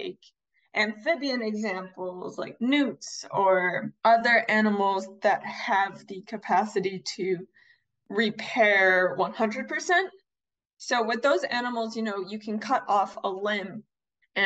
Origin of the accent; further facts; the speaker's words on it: Chicago, Illinois, United States; I was born and raised in Chicago